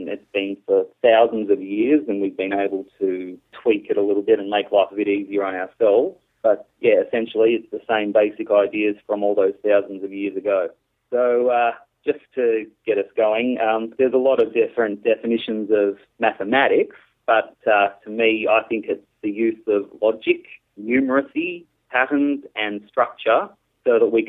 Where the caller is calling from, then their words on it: Australia; I'm …, and I'm calling from Australia.